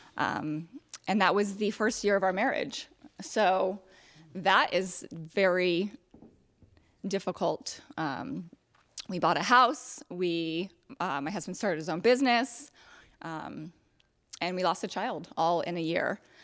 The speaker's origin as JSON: {"language": "English", "town": "Edinboro", "region": "Pennsylvania", "country": "United States", "tie": "born or raised there", "said": "I grew up in Edinburgh, Pennsylvania"}